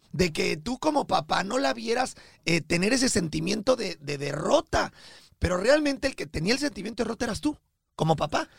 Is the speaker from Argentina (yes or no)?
no; Mexico; Rodrigo y yo somos mexicanos de nacimiento, pero colombianos de corazón